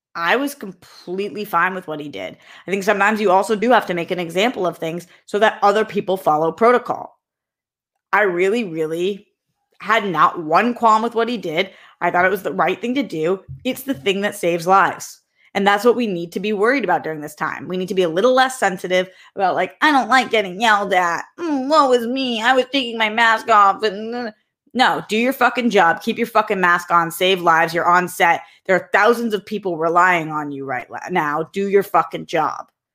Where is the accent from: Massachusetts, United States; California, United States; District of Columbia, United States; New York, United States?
Massachusetts, United States; Boston; I'm from Boston